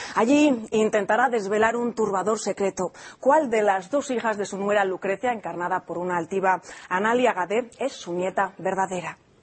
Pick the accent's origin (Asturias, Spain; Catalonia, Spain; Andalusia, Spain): Asturias, Spain; Desde mi tierra, pero desde Gijón